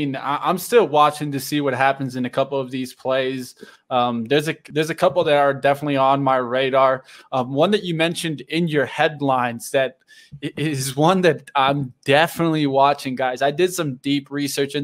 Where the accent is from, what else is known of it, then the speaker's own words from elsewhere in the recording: Miami, Florida, United States; now in Colorado, United States; my hometown. I grew up there.